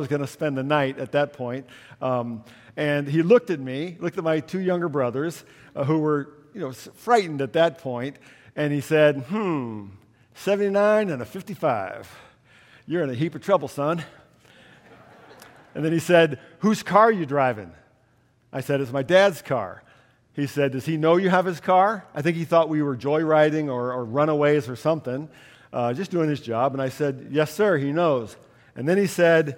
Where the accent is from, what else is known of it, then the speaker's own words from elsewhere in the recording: New York, United States; moved away as an adult; also born or lived in Orlando, Florida; They moved from the town, small town in New York State that had been my hometown for 9 years